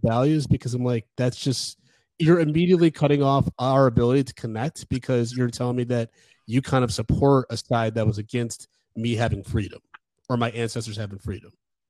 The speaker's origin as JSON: {"language": "English", "town": "Ann Arbor", "region": "Michigan", "country": "United States", "tie": "born or raised there", "said": "I grew up in Ann Arbor"}